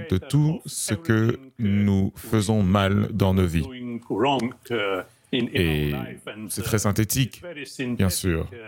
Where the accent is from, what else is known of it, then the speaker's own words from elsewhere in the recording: Slovenia; Je suis né en Slovénie, uh, qui était l'une des républiques dans l'ex-Yougoslavie communiste. Et on avait tous été euh, éduqués, élevés dans un esprit, euh, chrétien quelque part.